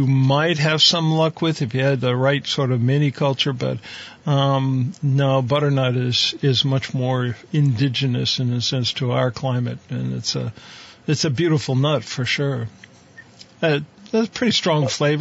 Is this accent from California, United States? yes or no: no; Ohio, United States; moved away; I grew up out in Ohio, right on the Pennsylvania border